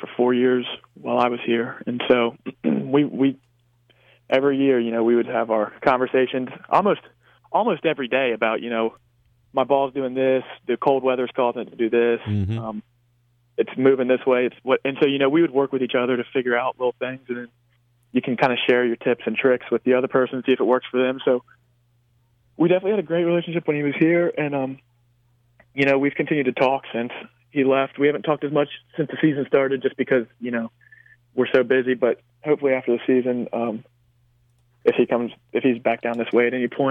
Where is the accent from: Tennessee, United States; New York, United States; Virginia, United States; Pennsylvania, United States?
Virginia, United States; Blacksburg; we grew up in Blacksburg, so we went to all the Virginia Tech games